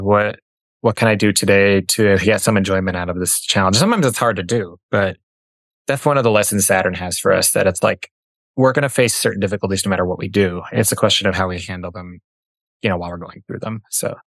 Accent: Minneapolis, Minnesota, United States; moved away as an adult; also born or lived in Denver; I grew up in Minneapolis

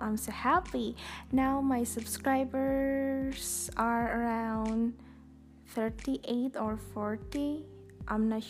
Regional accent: Indonesia; first language Indonesian; English is a second language; I'm so sorry it's spoken in Bahasa Indonesia, in my own language, my mother tongue.

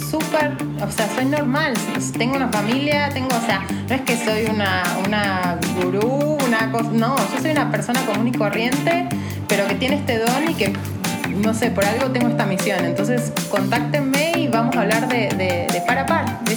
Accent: Argentina; now in Mexico City, Mexico; soy argentina y tengo mucha gente argentina

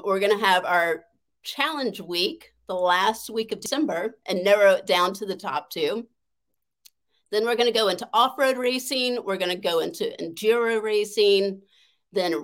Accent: the South, United States; I grew up in the South where girls were not supposed to have a voice

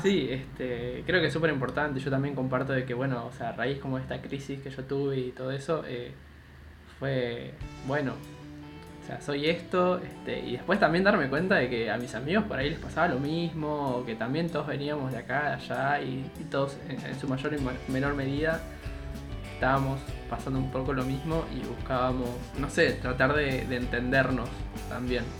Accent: Buenos Aires, Argentina; also born or lived in China

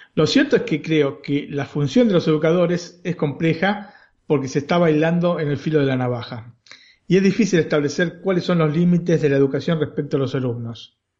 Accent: Argentina; now in Italy

